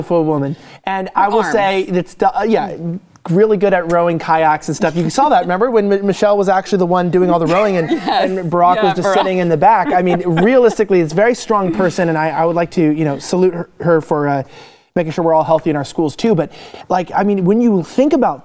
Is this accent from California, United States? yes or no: yes; Los Angeles, California, United States; I'm from Los Angeles